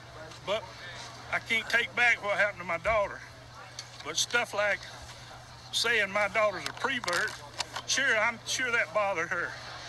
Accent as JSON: {"language": "English", "town": "Midland City", "region": "Alabama", "country": "United States", "tie": "born or raised there", "said": "I'm only about 15 and 20 miles away. I was born here in Midland City."}